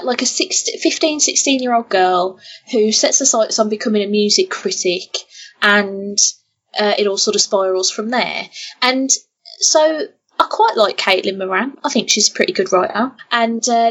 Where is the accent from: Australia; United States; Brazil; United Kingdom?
United Kingdom; Birmingham, West Midlands; I'm not from Wolverhampton, I'm from Birmingham, and my accent, I know, is different to a Wolverhampton accent